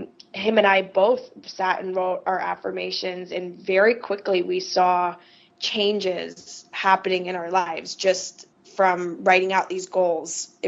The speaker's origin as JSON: {"language": "English", "region": "Midwest", "country": "United States", "said": "I was from the Midwest"}